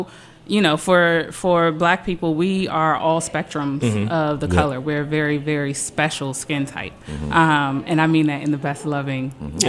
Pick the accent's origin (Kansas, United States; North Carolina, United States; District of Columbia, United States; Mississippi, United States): District of Columbia, United States; Ivy City; I'm from Ivy City. Mm-hmm. My whole cultural background is immersed in black people.